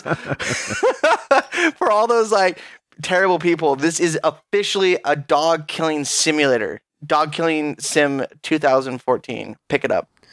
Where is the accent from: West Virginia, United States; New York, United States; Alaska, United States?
Alaska, United States; I'm from Alaska